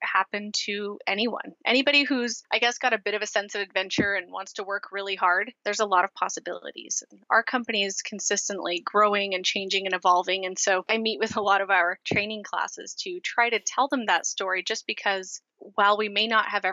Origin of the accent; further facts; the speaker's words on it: Portland, Oregon, United States; I am from Portland, Oregon